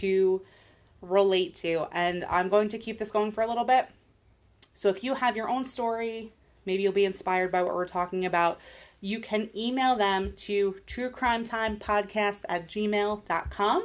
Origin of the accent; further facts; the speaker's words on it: New York, United States; We are in New York